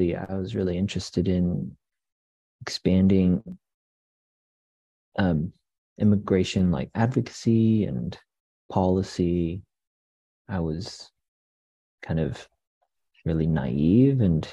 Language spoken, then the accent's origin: English; Boulder, Colorado, United States; I am from Boulder.